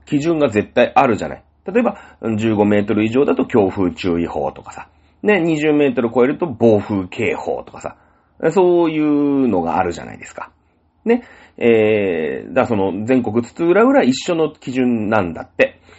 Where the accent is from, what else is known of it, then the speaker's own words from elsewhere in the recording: Shizuoka, Japan; moved away; 僕ね、静岡県で生まれ育ってます。あ、生まれは違うんですけど、そ、 そ、 ほぼほぼしょ、 静岡で育ってるんで